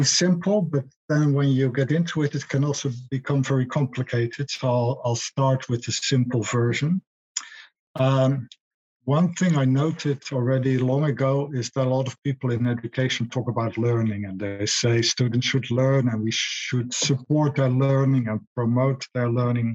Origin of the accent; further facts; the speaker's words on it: Netherlands; now in United Kingdom; I grew up in the Netherlands, which is much more a culture where you're taught to ask for permission before you can do something